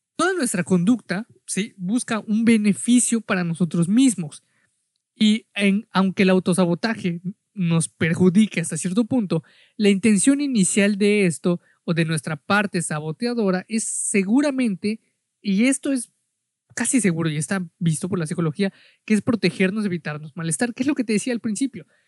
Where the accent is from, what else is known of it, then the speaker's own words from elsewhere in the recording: Mexico; yo soy de México